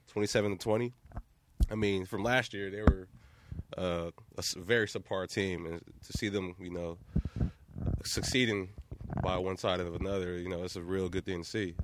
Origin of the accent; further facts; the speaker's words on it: Columbus, Ohio, United States; I'm from Columbus, Ohio, Northside Columbus. I grew up a Ohio State fan, right down the street from uh, the Ohio, Ohio State University campus